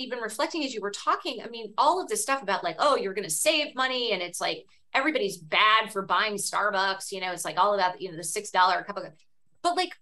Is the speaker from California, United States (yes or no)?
yes; Cupertino, California, United States; I grew up in Cupertino, California, the daughter of a high school history